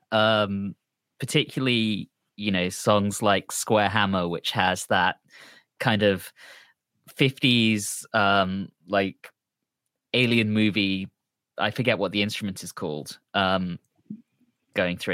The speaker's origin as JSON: {"language": "English", "region": "London", "country": "United Kingdom", "said": "I'm from London"}